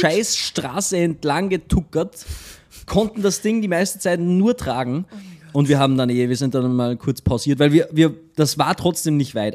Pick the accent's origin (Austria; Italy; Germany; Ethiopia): Austria; also born or lived in Linz; bei uns in Österreich